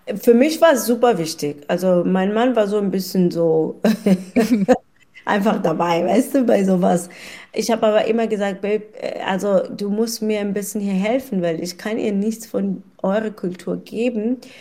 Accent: South Africa; German is a second language; moved away as an adult; now in Kelkheim, Germany; ich bin in Südafrika geboren.

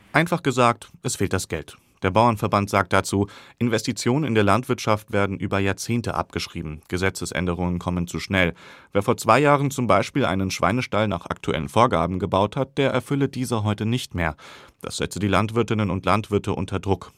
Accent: Hesse, Germany; bei uns in Hessen

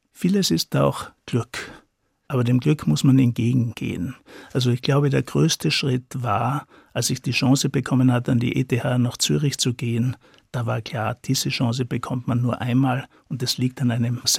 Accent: Styria, Austria; ich komme aus der Steiermark, bin aufgewachsen in einem entlegenen Teil äh, von der Steiermark auf einem Bergbauernhof

